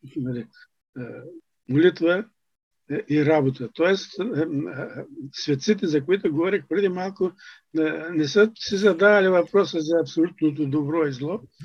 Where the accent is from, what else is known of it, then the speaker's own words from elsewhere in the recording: Bulgaria; нас като българи